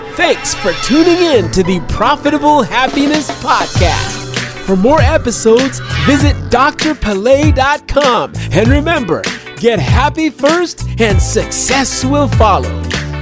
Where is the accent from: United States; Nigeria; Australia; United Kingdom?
Nigeria; moved away; I was born in hmm. Nigeria